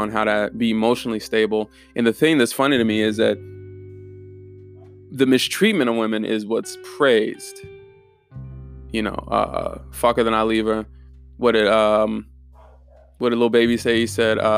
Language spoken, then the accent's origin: English; Germany; I'm from Germany, so I've always uh, I was fascinated with the Holocaust